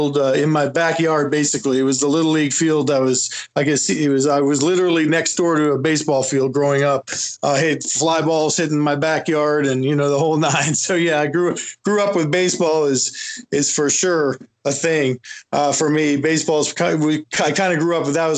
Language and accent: English; Canada; now in United States; I grew up in Canada, and so I cheer for the Expos